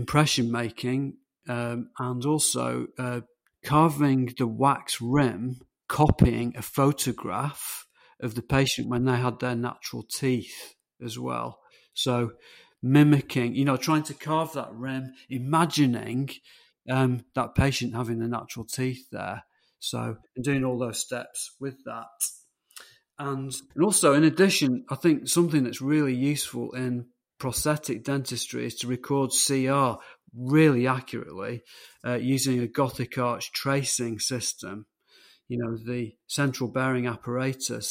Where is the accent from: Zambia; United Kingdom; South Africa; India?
United Kingdom; England; they actually came back to England, and I could have been American. I was conceived in Chicago